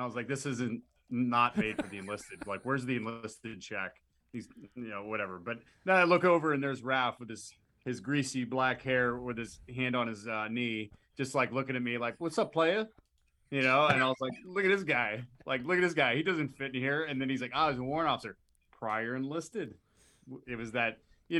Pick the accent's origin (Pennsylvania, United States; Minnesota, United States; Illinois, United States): Pennsylvania, United States; Pittsburgh; I'll be 35 next month, and I'm originally from Pittsburgh, Pennsylvania.